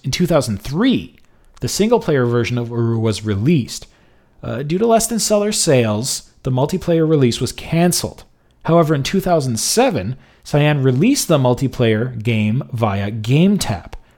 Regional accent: Montreal, Quebec, Canada; my hometown of Montreal

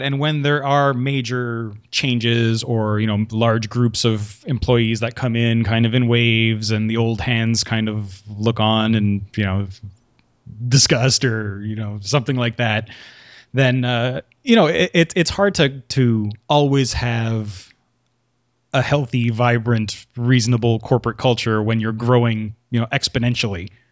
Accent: Quebec, Canada; I'm from Quebec and we have a weird school system

